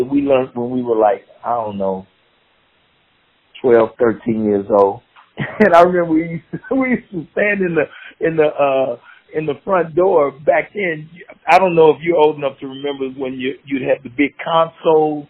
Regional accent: Kansas City, Missouri, United States; I grew up in the 60s in the inner city in Kansas City. I grew up on 29th and Euclid. I went to Lincoln High School

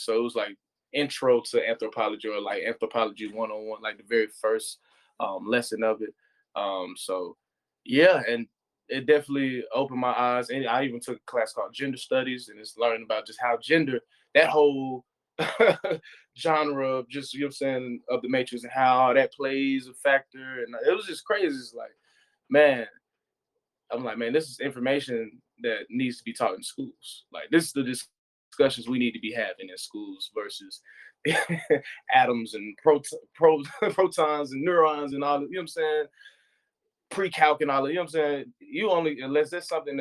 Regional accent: United States; me being American

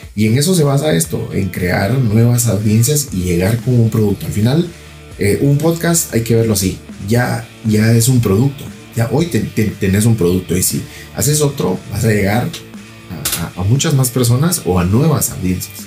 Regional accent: Guatemala; yo soy de Guatemala

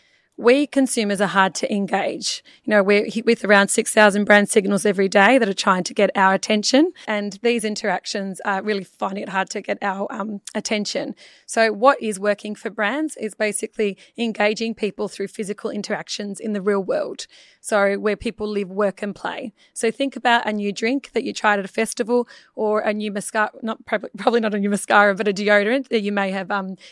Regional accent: Melbourne, Victoria, Australia; From Perth? Melbourne.

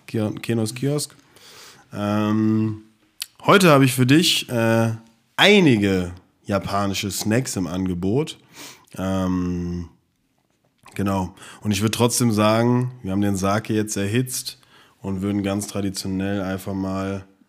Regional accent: Frankfurt, Hesse, Germany; wir kommen aus Frankfurt

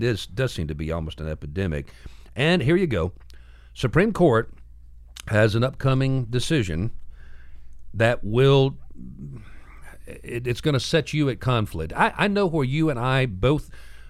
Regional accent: Ohio, United States; I grew up in Ohio. We had lots of the flatland where I grew up.

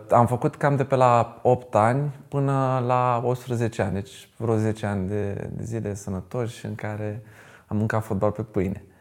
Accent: Bucharest, Romania; moved away as an adult; now in Iași, Romania; sunt din București. Am jucat uh, la două cluburi din uh, București.

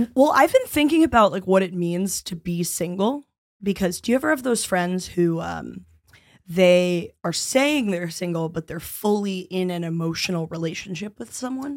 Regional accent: New York City, New York, United States; I'm from around the East Village area

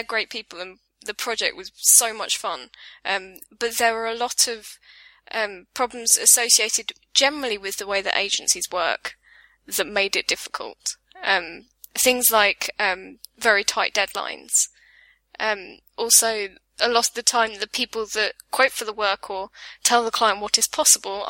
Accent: England, United Kingdom; accent: southern British; also born or lived in Reigate; now in Brighton, United Kingdom; I have a southern British accent

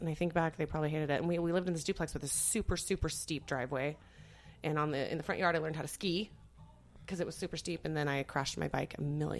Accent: Twin Falls, Idaho, United States; also born or lived in Boise, Idaho; So I grew up in Twin Falls, Twinkie Flats, as you like to call it, Mr. Lipkin. I moved from there on my 14th birthday. I moved to Boise.

